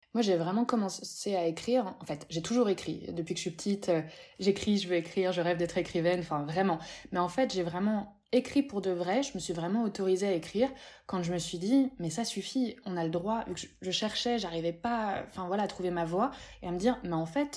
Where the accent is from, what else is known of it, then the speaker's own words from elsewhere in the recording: Paris, Île-de-France, France; J'ai grandi dans le 18e, j'ai grandi à Pigalle, je suis née là-bas